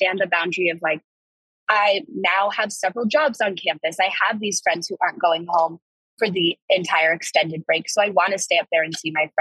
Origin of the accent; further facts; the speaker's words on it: Evergreen, Colorado, United States; Being from Colorado, I'm from Evergreen, Colorado, which is about like an hour, hour and a half away from here.